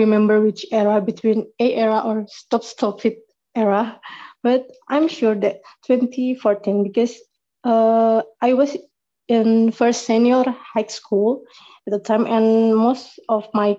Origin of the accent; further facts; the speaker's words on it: Indonesia; from Indonesia.